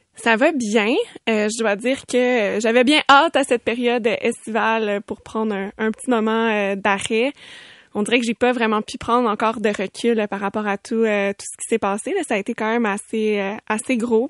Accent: Sainte-Julie, Quebec, Canada; je viens de Sainte-Julie

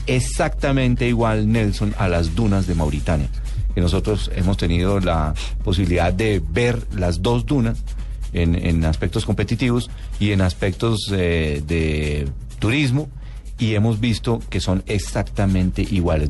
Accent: Colombia; nosotros como colombianos

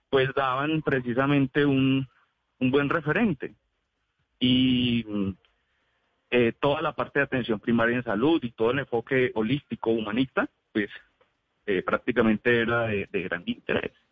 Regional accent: Neiva, Huila, Colombia; now in Pereira, Colombia; como soy oriundo de la ciudad de Neiva, yo nací en Neiva, nosotros con mi familia siempre solemos pasar las vacaciones, solíamos pasar las vacaciones allá de mitad de año y diciembre

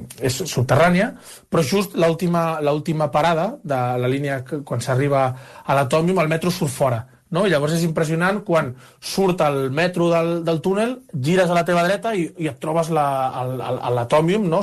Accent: Barcelona, Catalonia, Spain; now in Brussels, Belgium; jo sóc de Barcelona

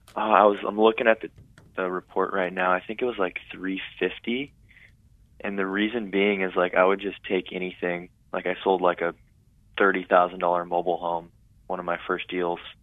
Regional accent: Tulare, California, United States; now in San Luis Obispo, United States; that was my hometown

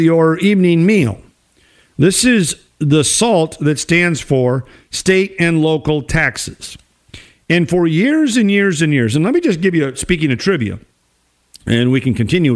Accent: Minnesota, United States; it's very, very critical of my home state

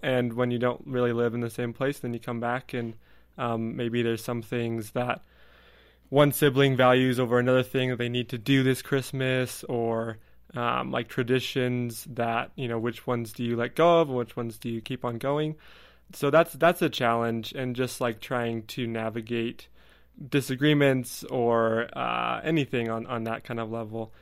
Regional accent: California, United States; moved away as an adult; I'll come back to California where I'm from

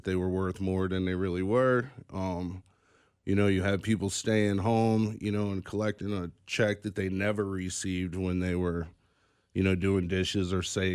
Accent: St. Louis, Missouri, United States; now in Kansas City, United States; I am actually from St. Louis. So I grew up in St. Louis

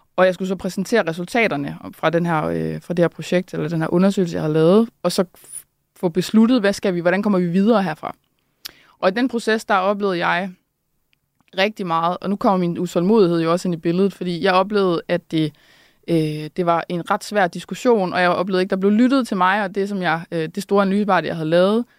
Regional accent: Randers, Central Denmark Region, Denmark; jeg er også fra Randers

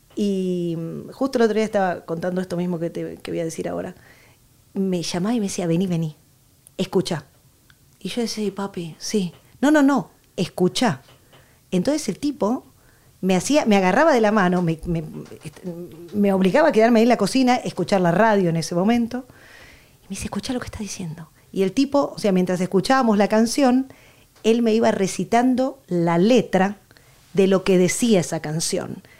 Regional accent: Buenos Aires, Argentina; moved away as an adult; now in Barcelona, Spain; porque nací en Buenos Aires, porque soy argentina, porque mi papá me metió el tango por, los oídos

